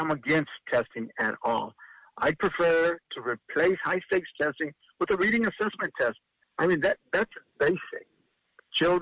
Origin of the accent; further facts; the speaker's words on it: Louise, Texas, United States; I'm teaching, like you said, at my hometown here in Louise in Wharton County